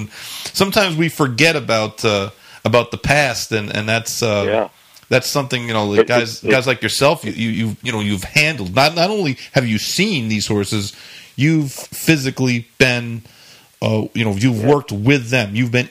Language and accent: English; Saratoga Springs, New York, United States; But, you know, I grew up in Saratoga, so, like, us kids that grew up in Saratoga